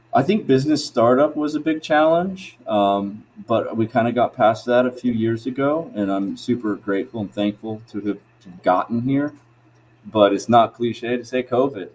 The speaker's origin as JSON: {"language": "English", "town": "Tallahassee", "region": "Florida", "country": "United States", "tie": "born or raised there", "moved": "as an adult", "said": "I'm from Florida, natively from Tallahassee"}